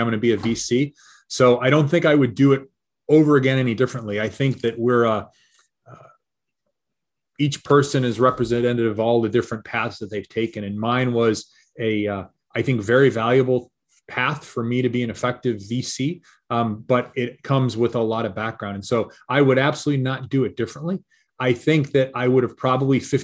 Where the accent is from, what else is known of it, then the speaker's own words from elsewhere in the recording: Detroit, Michigan, United States; I'm a Michigan guy, right? I grew up in Detroit and then in the suburbs of Detroit